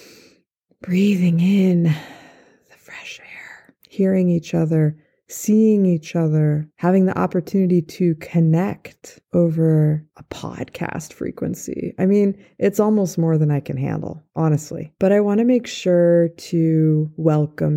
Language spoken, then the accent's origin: English; Santa Fe, New Mexico, United States; also born or lived in Wenatchee, Washington / Boulder, Colorado; When I was 8 years old, we moved from Wenatchee, Washington to Santa Fe, New Mexico